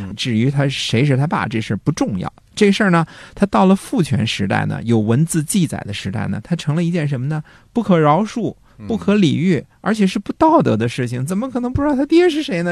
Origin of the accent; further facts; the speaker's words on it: China; 我们中国人